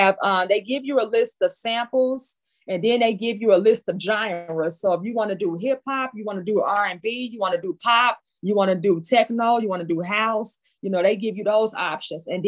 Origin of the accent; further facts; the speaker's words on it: Chicago, Illinois, United States; I'm from the Shy, yes. That Shy City.